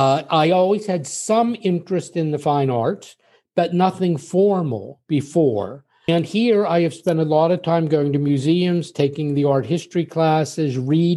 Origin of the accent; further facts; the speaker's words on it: Pennsylvania, United States; now in Paris, France; because I grew up in Pennsylvania, but all of my only one of the five children my parents had stayed in Pittsburgh.